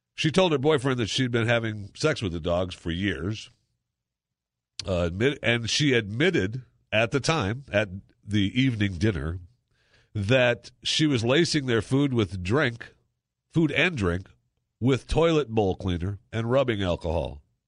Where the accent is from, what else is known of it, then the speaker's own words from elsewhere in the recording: Dallas, Texas, United States; the Dallas Cowboys, my hometown